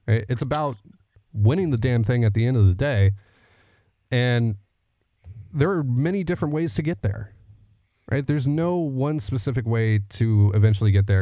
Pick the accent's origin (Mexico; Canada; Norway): Canada; I'm the Canadian half of this, uh, show